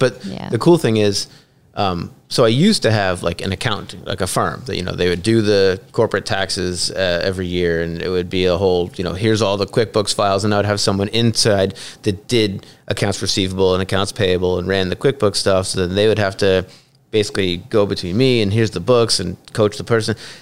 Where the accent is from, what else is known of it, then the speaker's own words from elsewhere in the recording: Northborough, Massachusetts, United States; moved away; I'm from Northborough, and okay. it, it's still a wonderful little town, but mm-hmm. it's gridlocked with traffic. When I was a kid, there was like one traffic light in the town.